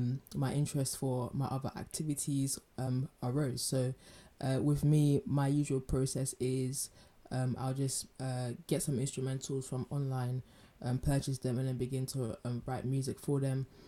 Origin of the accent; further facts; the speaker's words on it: London, United Kingdom; when I was growing up in London